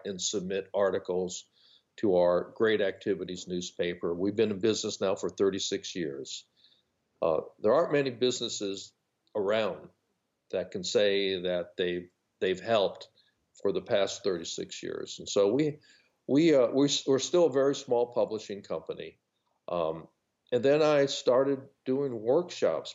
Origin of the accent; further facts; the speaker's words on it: Los Angeles, California, United States; moved away as an adult; now in North Carolina, United States; I grew up in Los Angeles, California